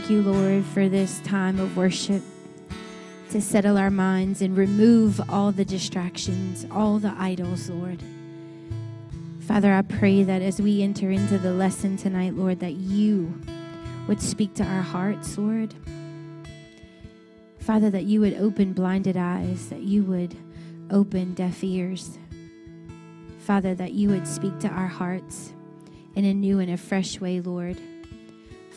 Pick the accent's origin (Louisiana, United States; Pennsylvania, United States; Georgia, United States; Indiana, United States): Louisiana, United States; Scott; I'm born and raised in Scott, Louisiana